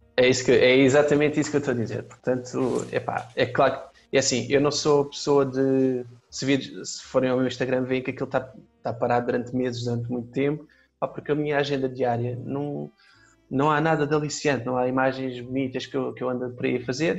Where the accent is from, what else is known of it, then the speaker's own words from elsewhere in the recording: Faro, Algarve, Portugal; Eu, eu sou de Faro, nasci cá, mas uh, vivi em Faro desde puto